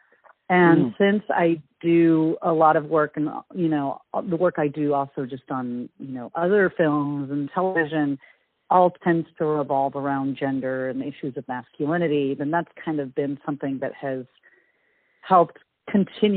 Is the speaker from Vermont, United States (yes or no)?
no; San Francisco Bay Area, California, United States; I grew up in the San Francisco Bay Area